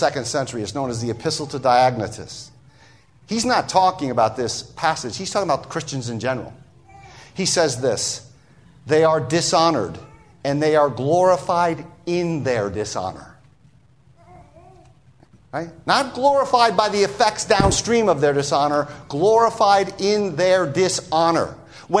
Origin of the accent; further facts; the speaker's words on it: United States; being an American